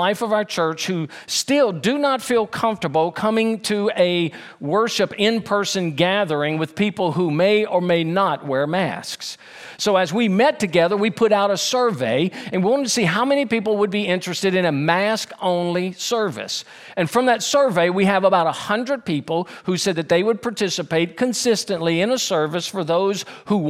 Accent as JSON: {"language": "English", "town": "Baton Rouge", "region": "Louisiana", "country": "United States", "tie": "born or raised there", "also_born_or_lived": "Denham Springs, Louisiana", "said": "when I was a freshman in high school, we moved from Baton Rouge, Louisiana to Denham Springs, Louisiana"}